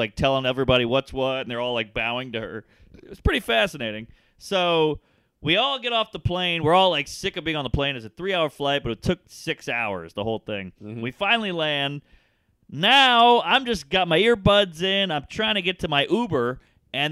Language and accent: English; New York, United States; I'm from New York